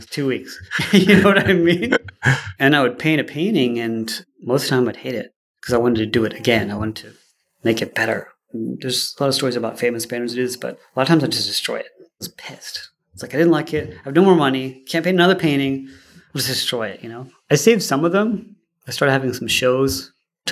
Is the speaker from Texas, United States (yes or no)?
yes; Houston, Texas, United States; also born or lived in Sarasota, Florida; We moved to Houston when I was 10 in 1980